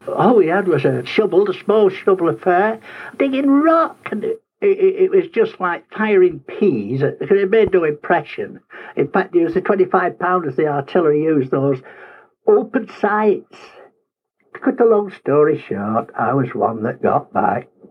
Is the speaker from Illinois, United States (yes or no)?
no; Brick Township, New Jersey, United States; I'm from Brick Township, New Jersey